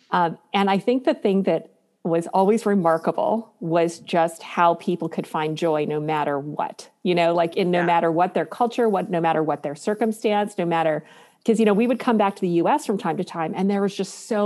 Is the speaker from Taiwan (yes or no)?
yes; Taiwan; also born or lived in Beijing; Like when we were growing up in Taiwan, there were like night markets. We lived in Beijing when it was still under the communist regime.